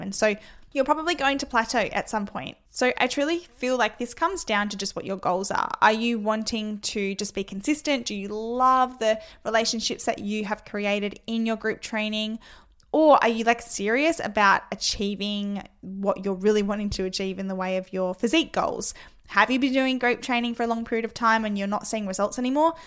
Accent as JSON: {"language": "English", "town": "Adelaide", "region": "South Australia", "country": "Australia", "said": "I am from Adelaide, South Australia"}